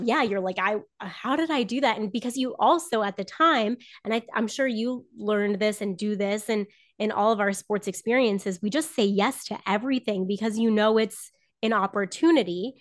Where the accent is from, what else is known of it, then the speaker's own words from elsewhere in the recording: Southern Florida, United States; moved away as an adult; also born or lived in North Carolina; grew up in Florida